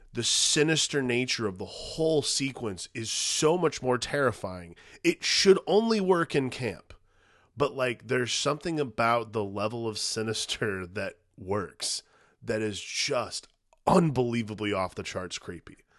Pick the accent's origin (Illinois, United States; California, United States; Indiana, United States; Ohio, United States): Indiana, United States; also born or lived in Dallas, Texas; where we grew up in Indiana